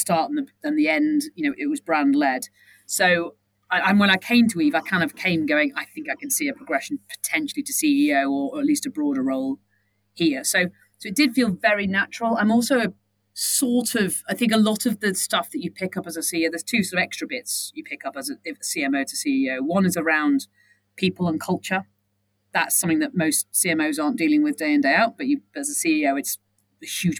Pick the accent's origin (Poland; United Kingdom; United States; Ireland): United Kingdom; Southport, North West England; now in London, United Kingdom; I grew up in Southport